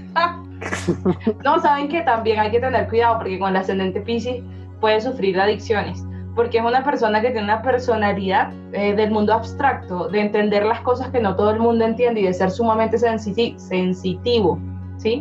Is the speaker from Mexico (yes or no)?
no; Venezuela; now in Bogotá, Colombia; Yo nací en Venezuela, pero vivo en Bogotá